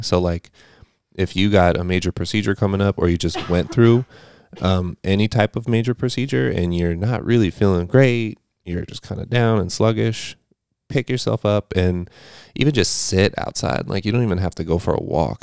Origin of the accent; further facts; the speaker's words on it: California, United States; now in Eastern Pennsylvania, United States; I grew up in California. I grew up in a desert climate